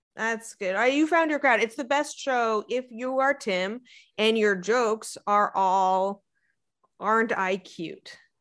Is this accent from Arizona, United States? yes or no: yes; Arizona, United States; moved away; I'm from Arizona, where you cannot drink the water